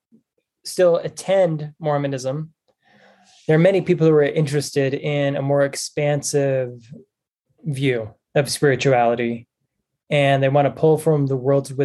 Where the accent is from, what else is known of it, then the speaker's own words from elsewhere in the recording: Springville, Utah, United States; also born or lived in Spanish Fork, Utah / Ventura, California; I was born in Utah, grew up for a little while in Spanish Fork, and then moved to Springville, Utah, so just south of Provo